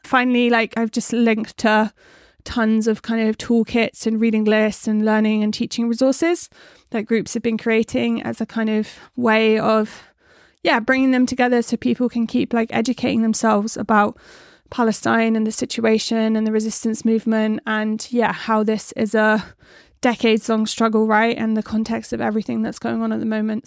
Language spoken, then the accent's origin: English; West Country, South West England, United Kingdom; accent: West Country; my West Country accent